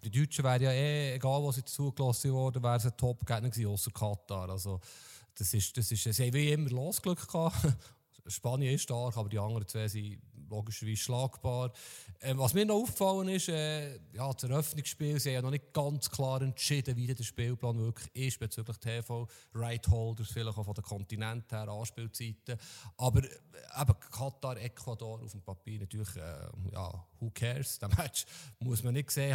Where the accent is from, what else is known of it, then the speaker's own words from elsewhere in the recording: Switzerland; wir Schweizer Fußballfans oder Journalisten